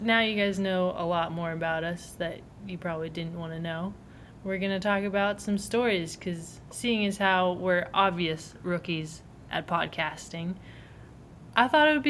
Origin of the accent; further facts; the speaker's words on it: just outside Washington, D.C., Maryland, United States; now in Durham, United States; And I live in Durham, North Carolina, and I grew up just outside of Washington, D.C. in Maryland.